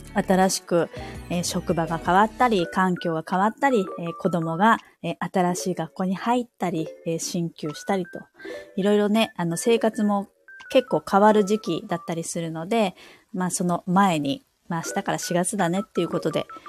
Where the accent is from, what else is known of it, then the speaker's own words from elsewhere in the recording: Kansai, Osaka, Japan; also born or lived in Saitama; now in Hokkaido, Japan; 出身は、まあ、関西、大阪なんですけど、す、住まいっていうか、実家が埼玉で、今は北海道に住んでるんですけど